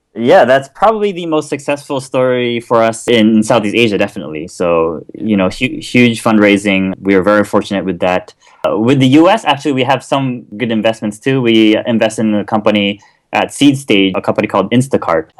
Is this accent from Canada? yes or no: no; Kobe, Hyogo, Japan; accent: American; moved away as an adult; also born or lived in Pennsylvania; I'm actually born and raised in Japan